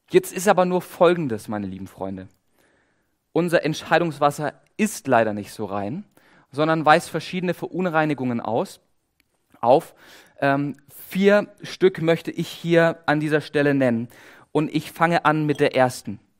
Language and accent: German; Baden-Württemberg, Germany; Ich komme aus dem Schwabenländle. Wir als Schwaben, wir sind ja bekannt dafür, dass wir sparsam leben